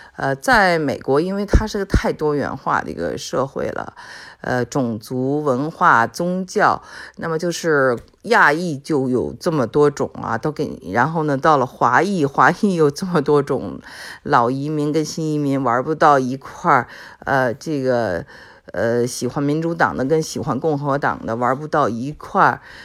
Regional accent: China; 我们中国人就说实话嘛

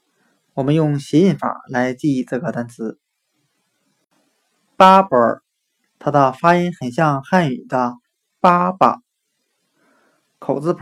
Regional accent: Northeast China, China; accent: Northeastern dialect; 我们东北话

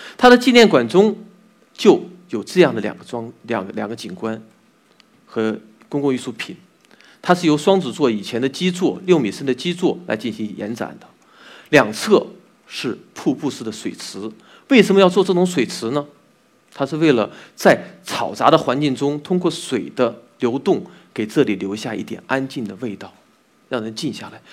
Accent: Xinyang, Henan, China; moved away as an adult; now in Beijing, China; 我出生在一个河南的信阳，一个小城 我对那里的一个认识是从小就有的。那里三心水秀， 那里有非常好吃的小吃， 那里人和善一直都被称为一个宜居的城市。在零六年我来到了北京

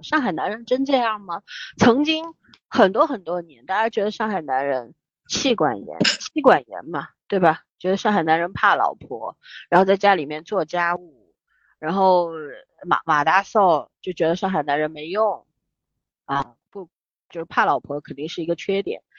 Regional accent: Shanghai, China; also born or lived in Beijing; 那个时候我从北京，我差不多六岁不到回上海的时候，住在长宁区嘛

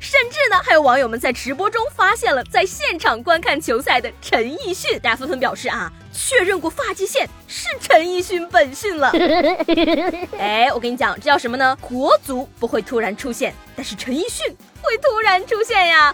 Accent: northern China, China; 做一个北方人的，从小到大吃的粽子全都是甜的

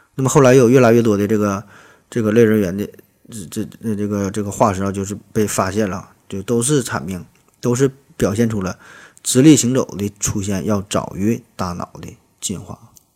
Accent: China; 咱作为中国人，咱也挺高兴

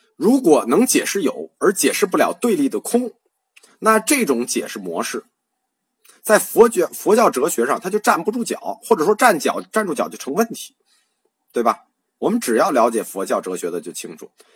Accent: China; 我们中国人

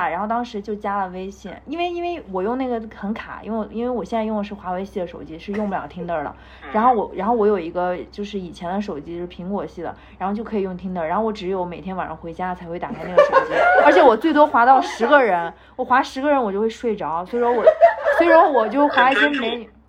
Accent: Japan; 我每次跟他们说我来自日本

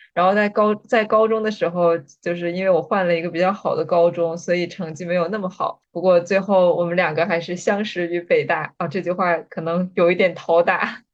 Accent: Jilin, China; 我是来自吉林省

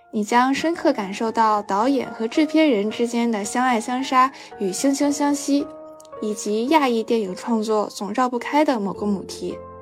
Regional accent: Qingdao, Shandong, China; moved away; 我的老家青岛

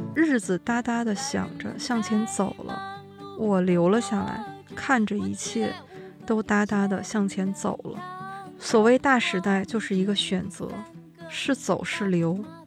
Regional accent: Shenyang, Liaoning, China; moved away; 我的家乡辽宁

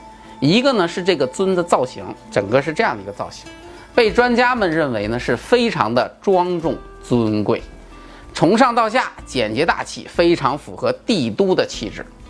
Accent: China; 我们中国人

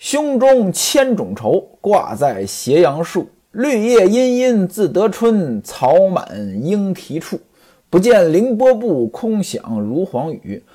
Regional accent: Tongzhou, Beijing, China; 在我老家啊，有一个村子叫王指挥庄

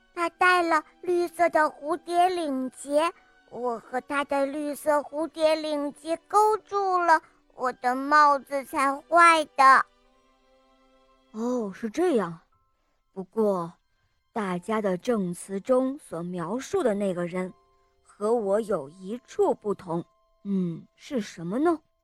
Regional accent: Shenyang, Liaoning, China; 我今年四十了，我来自沈阳

